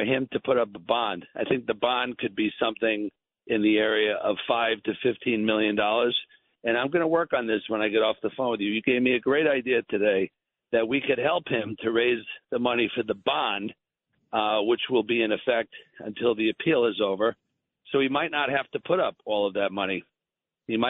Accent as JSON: {"language": "English", "region": "New York", "country": "United States", "tie": "born or raised there", "said": "I'm from New York. I'm a New York boy, you know, homegrown, and I love New York."}